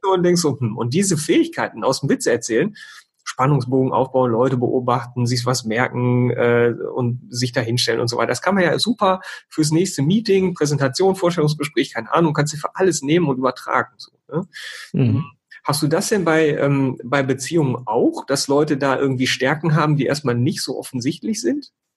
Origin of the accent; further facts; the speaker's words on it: North Rhine-Westphalia, Germany; Ich komme ja aus Ostwestfalen, ne? bin humorvoller Ostwestfale